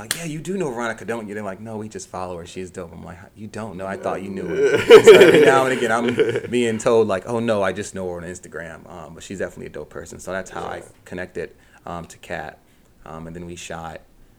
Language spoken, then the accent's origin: English; New Jersey, United States; moved away as an adult; now in Pennsylvania, United States; I'm from New Jersey. So I just commuted.